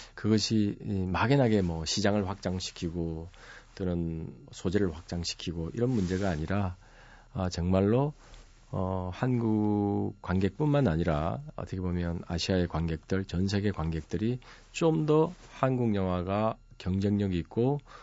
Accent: Masan, South Gyeongsang, South Korea; 저희 고향은 마산이었는데

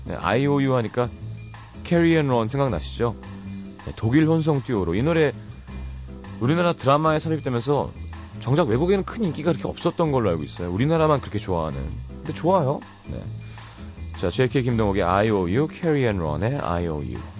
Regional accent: South Korea; 우리는 우리 민족의 어떤 우수함을 너무 이렇게 강요받으면서 컸잖아요

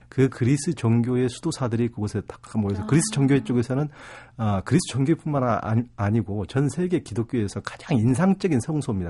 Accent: South Korea; 제가 태어난 곳이 동양이고 뭐 한국이고

